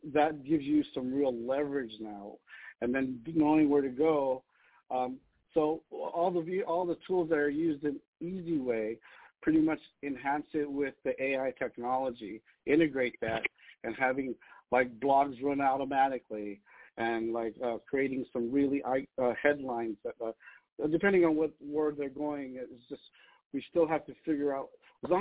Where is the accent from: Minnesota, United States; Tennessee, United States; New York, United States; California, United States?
California, United States; Los Angeles; I grew up in Los Angeles